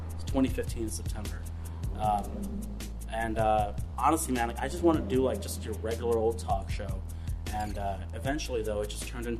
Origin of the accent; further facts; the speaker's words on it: Pakistan; You know, I'm a Pakistani. He's an Indian.